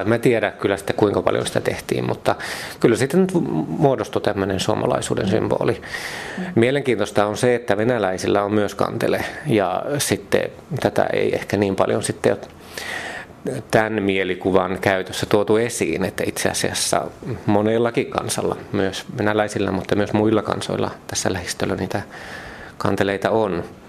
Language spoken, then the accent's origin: Finnish; Mikkeli, South Savo, Finland; Kun mä oon Mikkelistä Savosta kotoisin